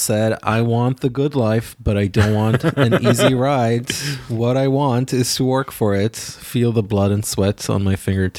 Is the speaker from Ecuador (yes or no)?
no; Israel; now in New York, United States; Sorry, I grew up in Israel.